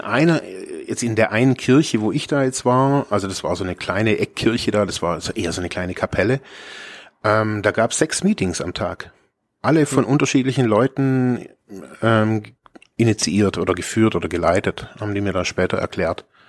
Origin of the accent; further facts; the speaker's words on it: Germany; also born or lived in Ravensburg; ich bin aus Deutschland